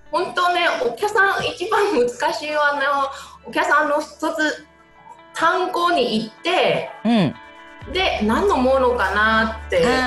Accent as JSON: {"language": "Japanese", "country": "Taiwan", "lives_now": "Japan", "said": "台湾ですね"}